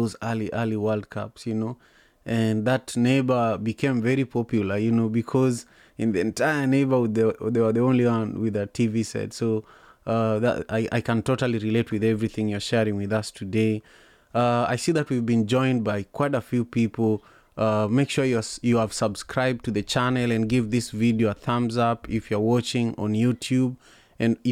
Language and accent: English; Kenya; now in Seattle, United States; I'm proud as a Kenyan and I'm proud as an African